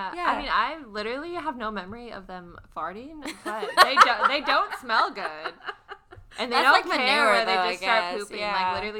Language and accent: English; South Dakota, United States; I'm from South Dakota, and mountain oysters are a big thing there